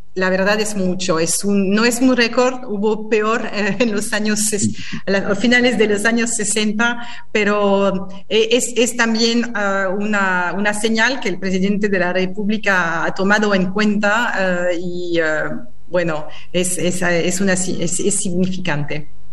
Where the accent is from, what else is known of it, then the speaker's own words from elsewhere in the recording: France; Spanish is a second language; moved away as an adult; now in Argentina; yo soy francesa